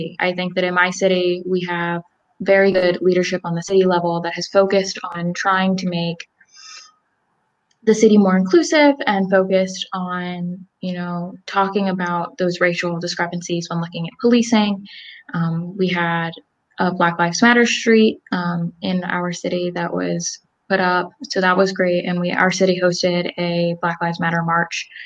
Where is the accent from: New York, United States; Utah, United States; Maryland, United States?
Maryland, United States; Salisbury; also born or lived in Elizabethtown, Pennsylvania; I am from Salisbury, Maryland